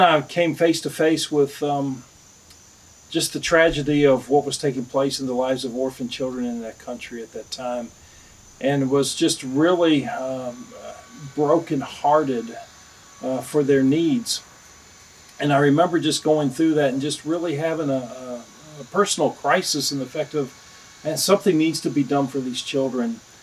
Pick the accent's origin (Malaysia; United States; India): United States; the South; I'm from the South